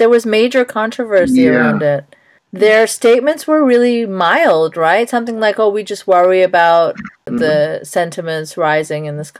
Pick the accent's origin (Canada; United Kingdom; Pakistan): Pakistan; As a Pakistani, I grew up, you know, when I was little, certainly I used to watch a lot more Bollywood movies.